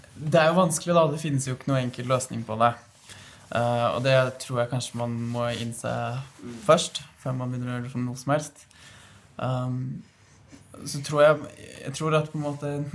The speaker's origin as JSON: {"language": "Norwegian", "town": "Fredrikstad", "region": "Østfold", "country": "Norway", "said": "Jeg kommer jo fra Fredrikstad"}